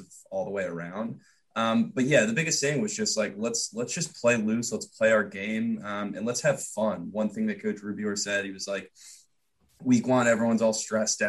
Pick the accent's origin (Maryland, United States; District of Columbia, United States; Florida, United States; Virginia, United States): Maryland, United States; Annapolis; I'm Annapolis